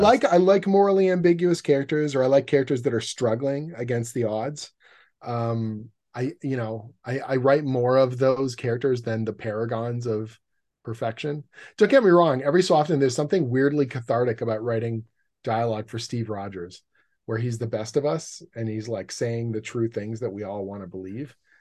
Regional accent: Canada; I'm a Canadian comic book writer

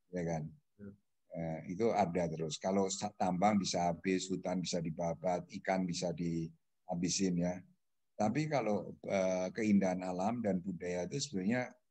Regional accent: Magelang, Central Java, Indonesia; Kebetulan saya ini orang Magelang ya kan. Ya. Gunung Tidar di sana.

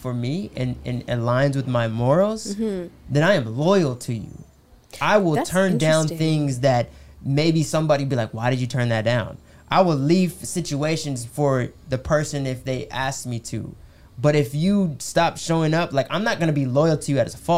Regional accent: United States; I'm American

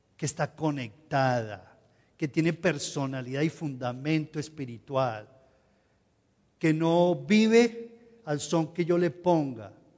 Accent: Colombia; como ciudadanos colombianos

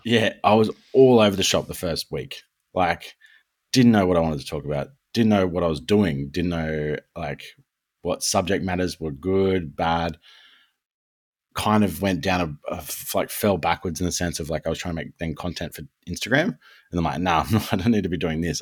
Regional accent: Australia; we're Australian

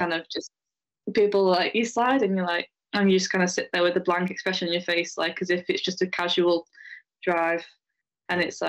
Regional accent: Wigan, North West England, United Kingdom; moved away; also born or lived in Tarporley; I was actually born in Wigan, in Lancashire

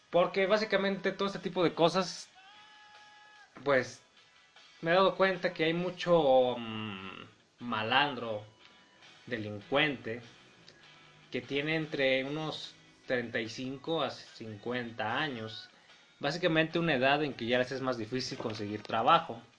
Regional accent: Mexico; Como saben ustedes, yo soy mexicano.

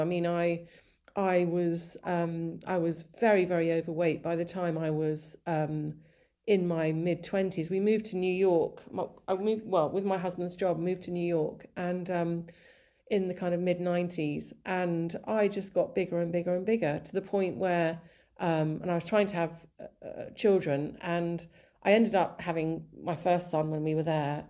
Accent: East Sussex, South East England, United Kingdom; born or raised there; also born or lived in Colombo, Sri Lanka / Malawi / Surrey

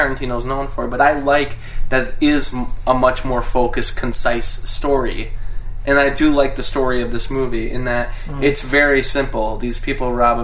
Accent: United States; I'm American

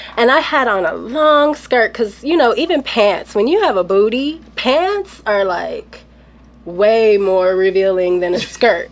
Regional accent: Los Angeles, California, United States; me growing up

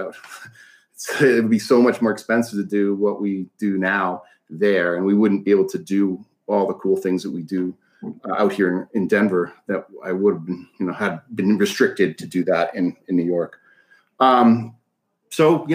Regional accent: Canada; moved away; I grew up in Canada, so don't judge too much on that. It's pretty a lot more liberal up there

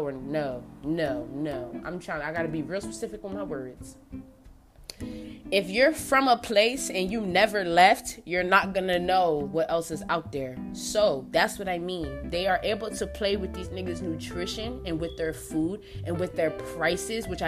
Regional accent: New Jersey, United States; now in Albuquerque, United States; I've lived in Jersey, y'all, right? That's where I came from. I came to Albuquerque from Jersey, period.

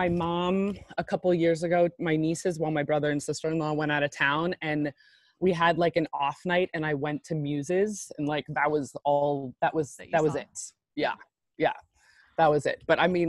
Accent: Washington, District of Columbia, United States; moved away as an adult; now in New Orleans, United States; I was born in Washington, D.C. and have pretty much been there for almost 40 years.

